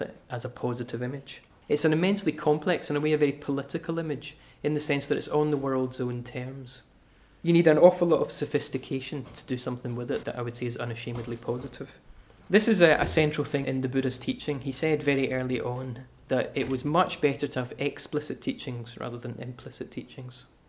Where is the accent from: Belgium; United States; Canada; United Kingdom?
United Kingdom; Glasgow, Scotland; I'm from Glasgow.